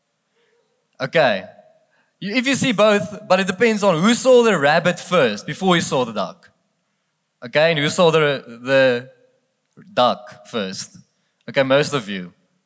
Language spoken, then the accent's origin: English; South Africa; accent: Afrikaans; first language Afrikaans; English is a second language; I'm not English. I'm very, very Afrikaans, so I'm already asking for excuses if I don't speak properly English tonight